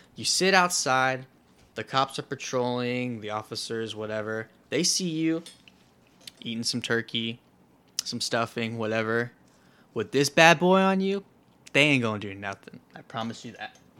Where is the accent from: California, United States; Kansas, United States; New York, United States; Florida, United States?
Florida, United States; Florida, my home state